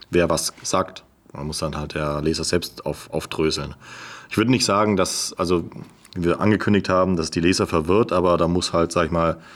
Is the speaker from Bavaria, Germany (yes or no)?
yes; Bavaria, Germany; ich komme jetzt aus dem Ulter Unterallgäu, wo man natürlich naturgemäß einen anderen Dialekt spricht als